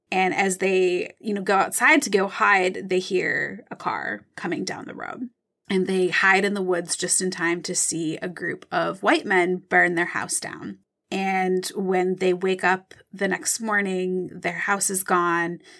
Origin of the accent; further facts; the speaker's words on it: Michigan, United States; I'm from Michigan. I know Lake Michigan really well.